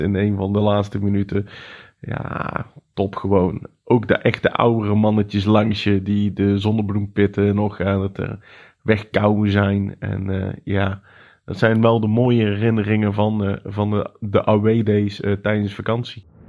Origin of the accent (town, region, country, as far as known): Netherlands